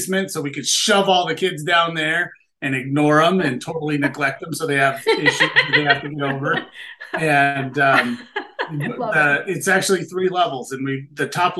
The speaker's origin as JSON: {"language": "English", "town": "Mesa", "region": "Arizona", "country": "United States", "tie": "born or raised there", "also_born_or_lived": "Los Angeles, California / Gilbert, Arizona", "said": "I was born in Los Angeles, and my parents moved us to Mesa, Arizona when I was 5"}